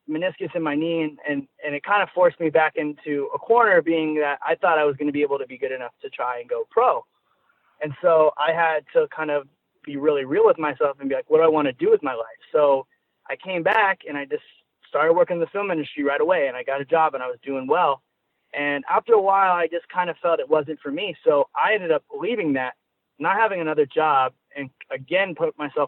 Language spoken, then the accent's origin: English; Rancho Cucamonga, California, United States; I was born and raised in Rancho Cucamonga, California